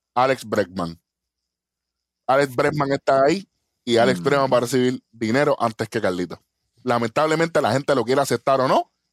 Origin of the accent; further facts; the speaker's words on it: Puerto Rico; somos de Puerto Rico